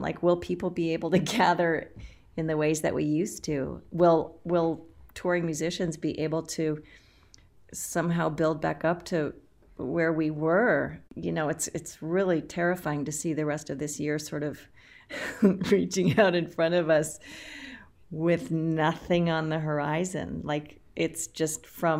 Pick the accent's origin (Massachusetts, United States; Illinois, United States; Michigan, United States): Massachusetts, United States; Boston; also born or lived in Los Angeles / New York; now in Minneapolis, United States; I'm from Boston. I'm a Boston girl, but I've lived in Los Angeles, and then I was in New York for about 15 years